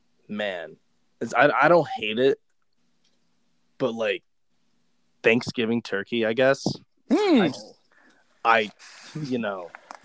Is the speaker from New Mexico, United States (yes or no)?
no; Dallas-Fort Worth area, Texas, United States; moved away; I grew up in the Dallas-Fort Worth area a little bit